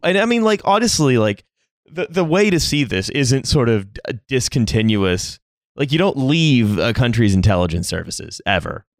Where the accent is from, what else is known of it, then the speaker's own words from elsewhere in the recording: Niagara-on-the-Lake, Ontario, Canada; the newspaper from my hometown, Niagara on the Lake, uh, no longer exists